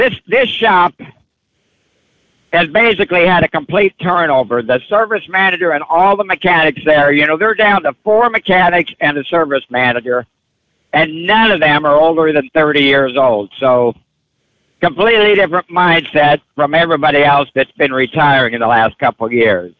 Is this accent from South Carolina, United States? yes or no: no; Peoria, Illinois, United States; I'm from Peoria